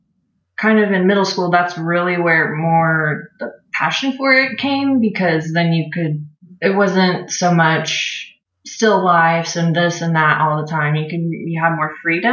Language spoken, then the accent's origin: English; Oklahoma City, Oklahoma, United States; I'm from Oklahoma in the States. I was born and raised in Oklahoma City